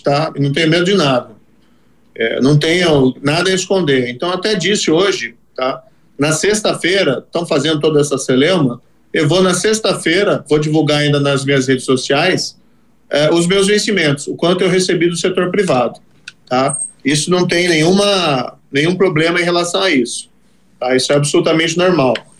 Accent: Brazil; Aí eu fui trabalhar, como qualquer outro brasileiro

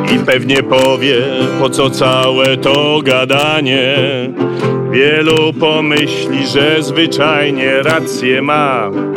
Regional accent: Wrocław, Lower Silesian Voivodeship, Poland; moved away as an adult; now in Bieszczady, Poland; ja się urodziłem, wychowałem we Wrocławiu.

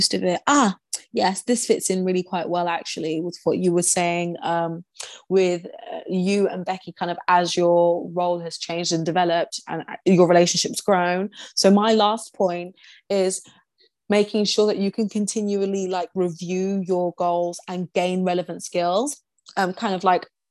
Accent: Essex, East of England, United Kingdom; I grew up in Essex

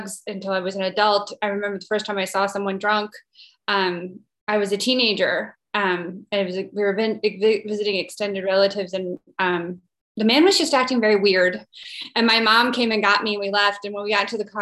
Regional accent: Midwest, United States; I'm from the Midwest, kind of stereotypical Midwestern upbringing

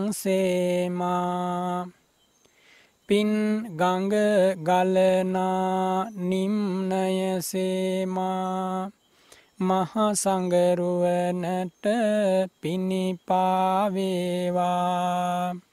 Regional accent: Sri Lanka

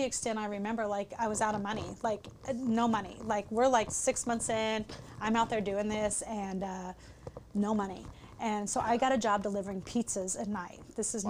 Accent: Midwest, United States; also born or lived in Richmond, Virginia / Los Angeles; now in Sarasota, United States; I grew up in the Midwest

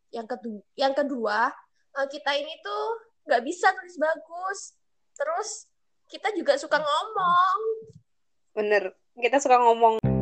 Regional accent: Java, Indonesia; accent: medok; aku pasti medok

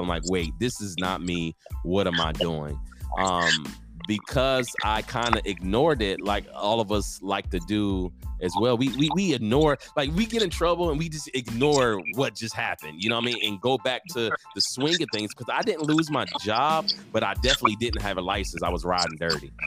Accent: Norfolk, Virginia, United States; moved away as an adult; also born or lived in Newport News, Virginia / California; now in San Antonio, United States; I come from Virginia, born and raised in Norfolk, Virginia.

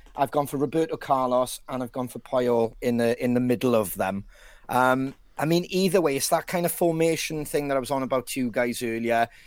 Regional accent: Wales, United Kingdom; as a Welshman

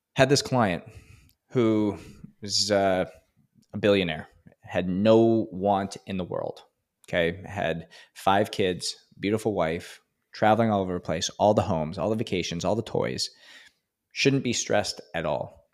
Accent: Edmonton, Alberta, Canada; moved away; I'm from Canada and, uh, in Edmonton, actually.

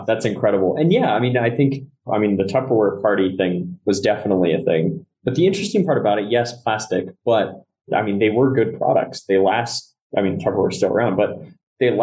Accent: Santa Cruz, California, United States; I grew up in Santa Cruz, so we had more of those coastal redwoods.

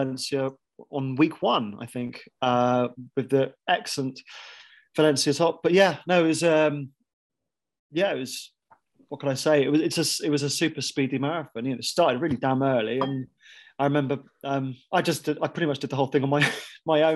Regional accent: Bath, South West England, United Kingdom; Bath being my hometown, I was brought up on the stuff

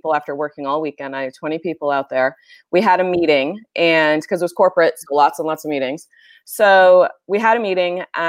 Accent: New Hampshire, United States; moved away as an adult; also born or lived in Bay Area, California; now in California, United States; I grew up in a little itty bitty town, Mayberry, very similar to Mayberry in New Hampshire.

